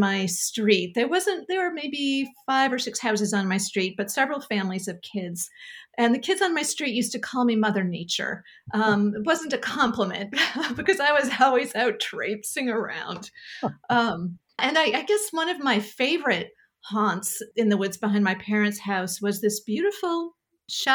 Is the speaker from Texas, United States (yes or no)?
no; Sanford, Maine, United States; I grew up in Springvale, which is a village in Sanford